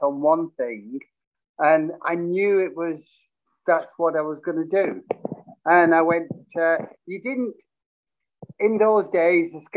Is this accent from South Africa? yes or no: no; Bolton, North West England, United Kingdom; moved away as an adult; also born or lived in Preston / London; Bolton Wanderers, which was my hometown